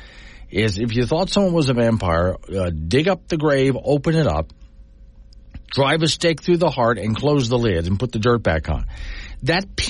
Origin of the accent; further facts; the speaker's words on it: Sanibel, Florida, United States; now in Wyoming, United States; my hometown of Sanibel Island